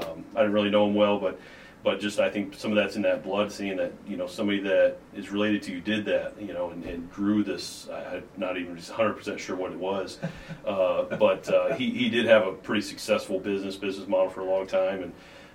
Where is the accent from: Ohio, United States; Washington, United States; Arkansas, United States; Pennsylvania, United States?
Ohio, United States; Findlay; now in Sandusky, United States; originally born and raised in Findlay, Ohio